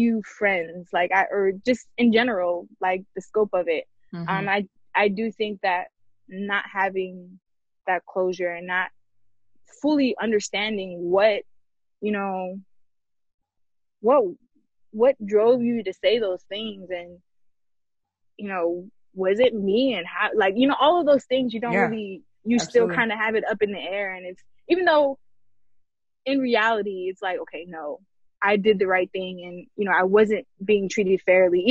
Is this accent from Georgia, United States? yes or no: yes; Georgia, United States; also born or lived in San Diego, California / Long Beach, California; now in California, United States; I am from here, but I was raised in Georgia. That's Georgia, home to me